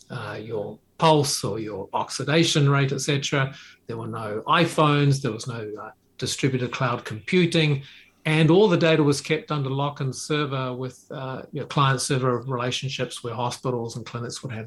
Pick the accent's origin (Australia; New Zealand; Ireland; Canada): New Zealand; moved away as an adult; also born or lived in Japan; I moved there from New Zealand at a young age after university.